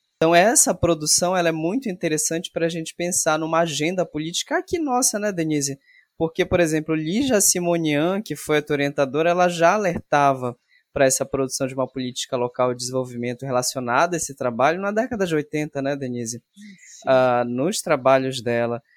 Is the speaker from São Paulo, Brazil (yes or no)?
no; Salinópolis, Pará, Brazil; now in Belém, Brazil; eu vim da região do Salgado, lá de Salinas